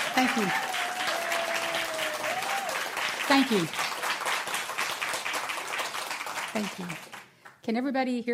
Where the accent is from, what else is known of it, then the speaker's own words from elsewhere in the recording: Houston, Texas, United States; also born or lived in Angleton, Texas; I'm born and raised in Texas